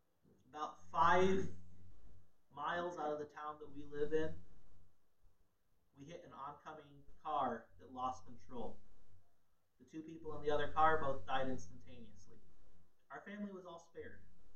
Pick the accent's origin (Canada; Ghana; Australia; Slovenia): Ghana; I was a missionary's kid. I grew up in Ghana, West Africa.